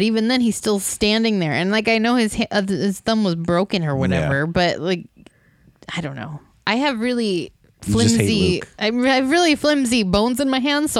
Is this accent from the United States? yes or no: yes; United States; I'm from America.